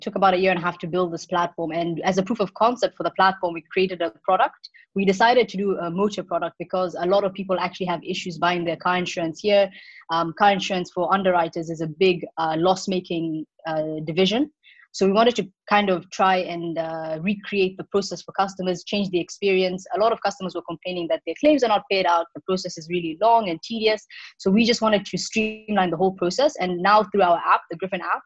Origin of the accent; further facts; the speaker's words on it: Mombasa, Mombasa County, Kenya; moved away as an adult; also born or lived in London; I'm Kenyan. I grew up in Kenya, in Mombasa at the coast, which is where I am right now, actually